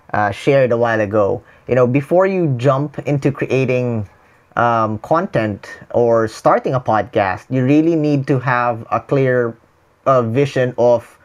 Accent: Philippines; English is a second language; I'm a Filipino. I speak, English is not my first language, but the tribe that is around me is outside the Philippines.

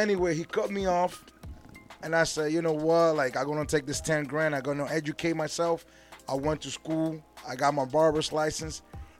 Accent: Norwalk, Connecticut, United States; I come from Norwalk, Connecticut. Drove all the way over here to spend time with you guys.

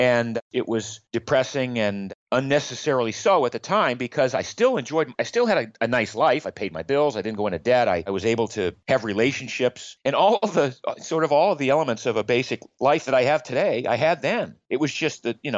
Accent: Maine, United States; I grew up in Maine in the U.S.

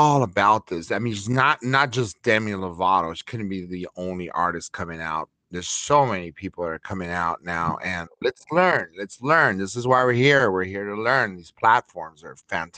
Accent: Los Angeles, California, United States; I'm from East LA myself

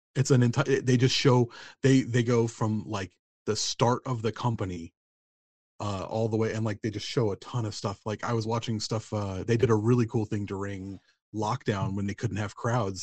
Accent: United States; I'm from America, you kind of can't help but pick up casual Spanish

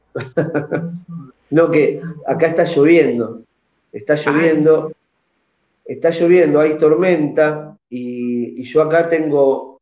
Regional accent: Argentina; aquí en mi país

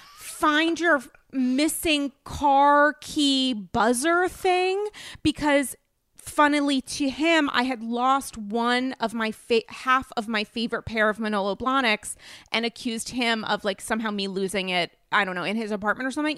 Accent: New England, United States; I'm from New England

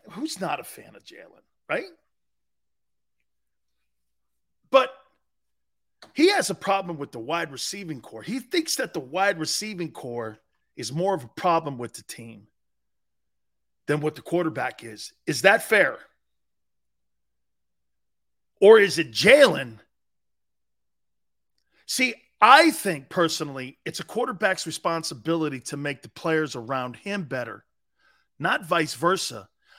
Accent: New England, United States; moved away; I'm an East Coast dude. Born and raised in New England.

